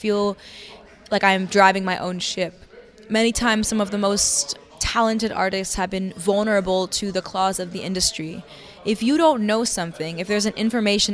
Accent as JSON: {"language": "English", "town": "New York City", "region": "New York", "country": "United States", "tie": "born or raised there", "said": "growing up in New York City"}